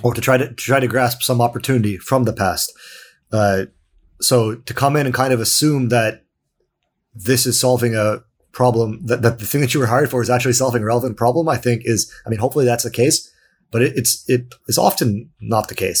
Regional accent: Canada; now in Sweden; I'm also Canadian, I'm not from Sweden

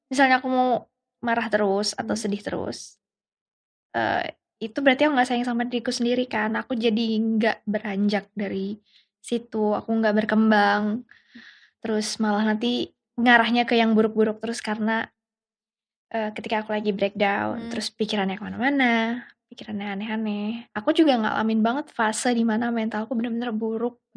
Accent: Yogyakarta, Special Region of Yogyakarta, Indonesia; Jadi dulu kan apa? Aku tuh orang Jogja.

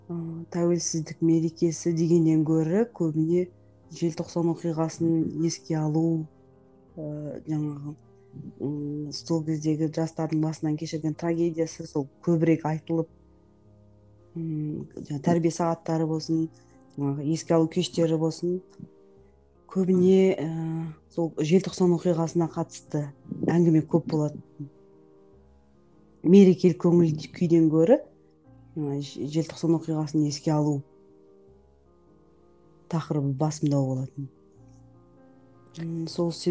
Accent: Taraz, Jambyl Region, Kazakhstan; now in Almaty, Kazakhstan; тараз қаласының тумасымын қазіргі таңда алматы қаласында

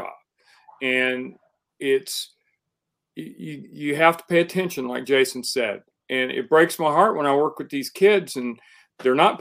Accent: Oklahoma, United States; moved away as an adult; also born or lived in Los Angeles; I grew up in Oklahoma, and I went to the University of Oklahoma

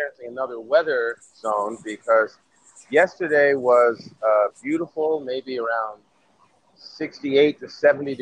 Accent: United States; also born or lived in New York; I'm an American in Serbia

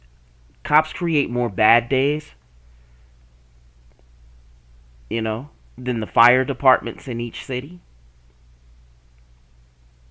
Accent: the Bible Belt, United States; I grew up in the Bible Belt

